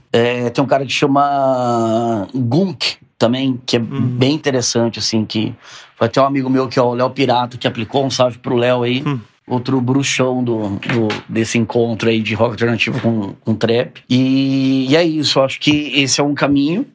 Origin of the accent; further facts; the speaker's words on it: Sorocaba, São Paulo, Brazil; lá da minha terra, lá de Sorocaba